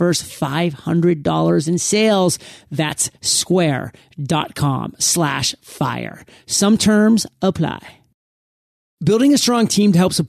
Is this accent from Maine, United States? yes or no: yes; Maine, United States; I come from Maine. I wasn't necessarily exposed to the world.